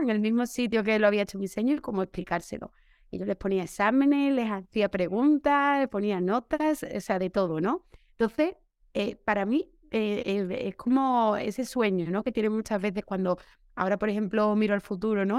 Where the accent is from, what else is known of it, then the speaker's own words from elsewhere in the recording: Seville, Andalusia, Spain; trabajo aquí en Sevilla, que es mi tierra, donde he vivido desde pequeña